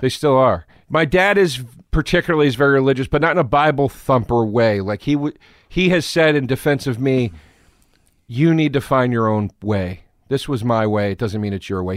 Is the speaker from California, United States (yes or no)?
no; Collegeville, Pennsylvania, United States; also born or lived in Philadelphia, Pennsylvania; I was born in Philly